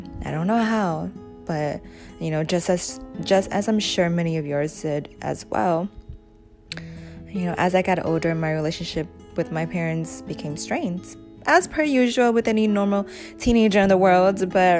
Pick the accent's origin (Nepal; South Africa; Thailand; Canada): Thailand; born there; I was born in Thailand in a refugee camp called Ban Vi Nai